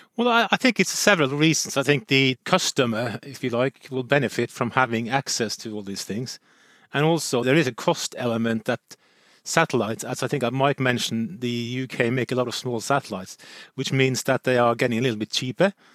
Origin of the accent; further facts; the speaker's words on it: Norway; I'm from Nor-, Norway